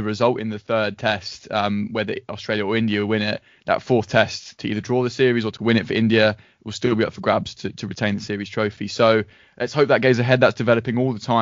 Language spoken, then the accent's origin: English; England, United Kingdom; we're all English